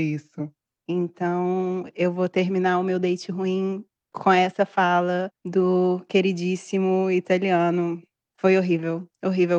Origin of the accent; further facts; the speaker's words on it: Brazil; now in Italy; eu sou brasileira